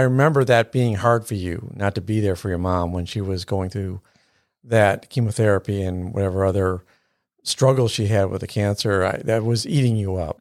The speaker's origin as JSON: {"language": "English", "town": "Buffalo", "region": "New York", "country": "United States", "tie": "born or raised there", "moved": "yes", "lives_now": "Houston, United States", "said": "growing up in Buffalo"}